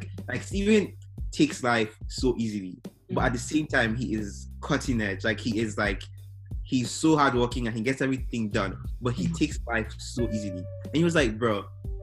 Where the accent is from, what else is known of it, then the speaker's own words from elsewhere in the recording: Imo, Nigeria; now in Texas, United States; Growing up in Nigeria